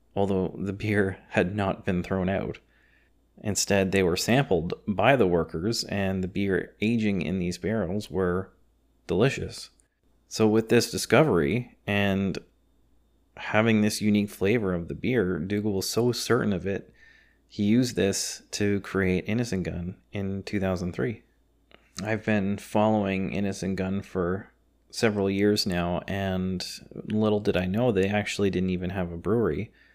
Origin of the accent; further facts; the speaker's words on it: Canada; I'm of Scottish descent, third generation Canadian